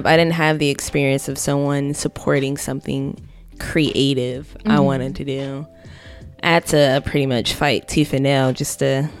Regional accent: Ohio, United States; I'm from Ohio

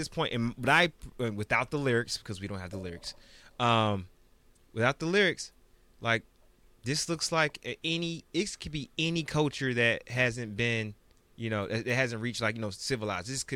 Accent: Georgia, United States; being from Georgia, that's all we saw growing up. Even in Atlanta

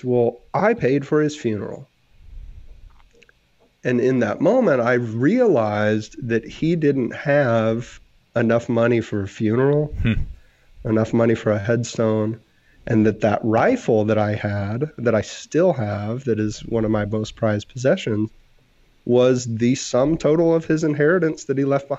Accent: Texas, United States; I'm from Texas

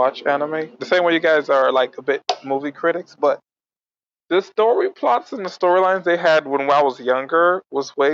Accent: Miami, Florida, United States; born or raised there

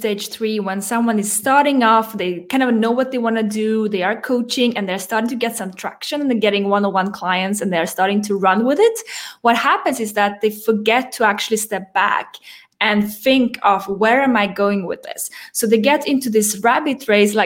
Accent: Sweden; moved away as an adult; also born or lived in France; I grew up in Sweden, moved to France when I was 21

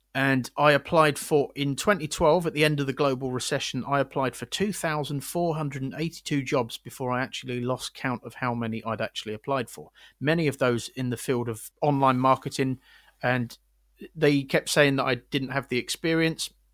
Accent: Windsor, South East England, United Kingdom; moved away; I'm from Windsor originally, where there's two barracks.

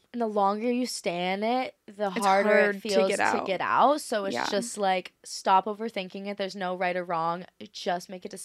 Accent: Maui, Hawaii, United States; I feel like Maui's my hometown.

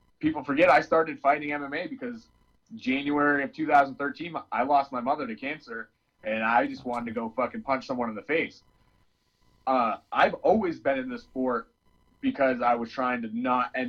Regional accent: Western New York, United States; moved away as an adult; now in Maine, United States; I moved here from New York in 2006. I came from a wrestling state, Western New York

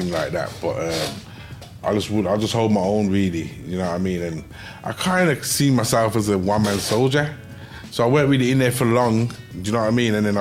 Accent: Birmingham, West Midlands, United Kingdom; I'm from Hockley.

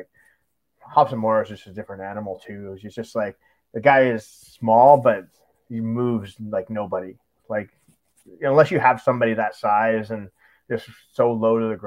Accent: Canada; we're from Canada

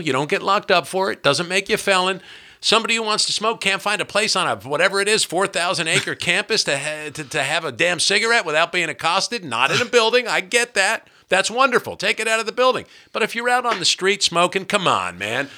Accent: New Jersey, United States; I'm from New Jersey

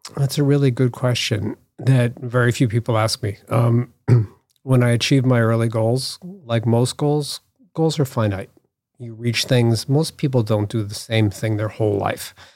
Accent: Newton, Massachusetts, United States; I grew up, um, outside Boston in Newton.

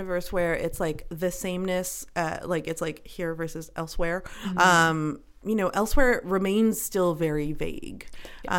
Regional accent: Canada; you know, we have a ton of privilege being Canadian and this and that.

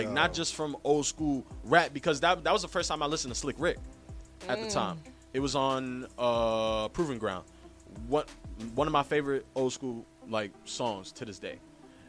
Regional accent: New York City, New York, United States; I'm 21. I'm a Bronx native. I was born not too far away from here, actually. I was born in St. Mary's Hospital. I originally, grew up here until I was 5, and then I lived here until I was 15 in Kingsbridge Road, near the Jerome Avenue

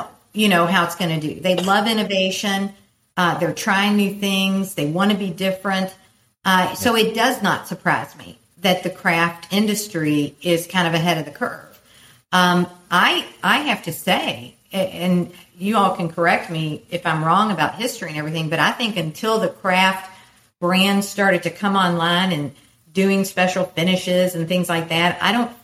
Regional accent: Kentucky, United States; growing up in Kentucky, we had something special that nobody could duplicate

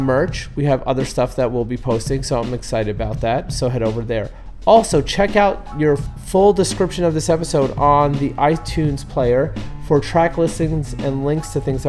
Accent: New York City, New York, United States; now in Southern California, United States; Rockaway, New York City, basically in my hometown

